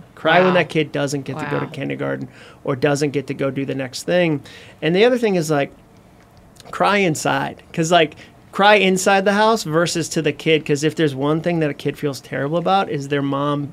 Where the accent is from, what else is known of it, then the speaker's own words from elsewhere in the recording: Massachusetts, United States; I grew up in Massachusetts.